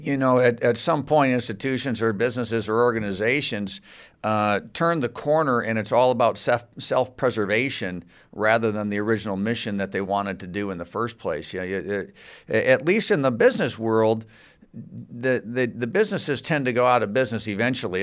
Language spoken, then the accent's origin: English; Grand Rapids, Michigan, United States; I'm from Grand Rapids, Michigan